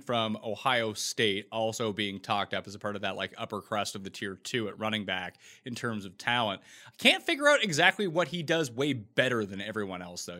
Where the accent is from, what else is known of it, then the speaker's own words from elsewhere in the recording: Nova Scotia, Canada; I'm Canadian, so where I am from, you know, two hundred years before I was born, they expelled all the French people from the province where I'm from